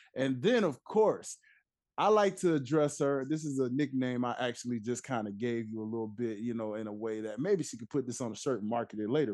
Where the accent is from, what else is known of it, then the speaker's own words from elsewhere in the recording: Tennessee, United States; it's my roots, I'm from Tennessee